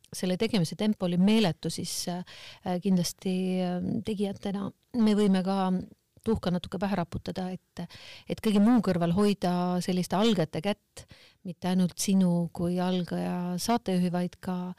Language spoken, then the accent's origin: Estonian; Kohtla-Järve, Ida-Viru County, Estonia; ma olen pärit Kohtla-Järvelt